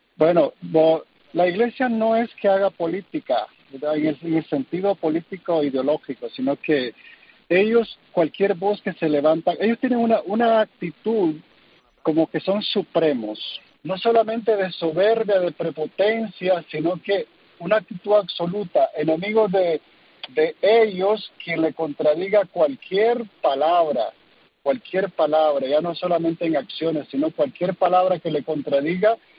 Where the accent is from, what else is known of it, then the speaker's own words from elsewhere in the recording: Nicaragua; moved away as an adult; now in California, United States; dar a conocer el sufrimiento de mi pueblo y en particular de mis hermanos en el sacerdocio